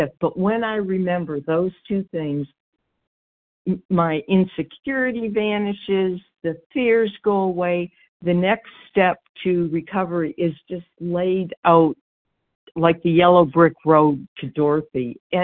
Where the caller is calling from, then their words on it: Georgia, United States; It's D as in dog, and I'm in Georgia.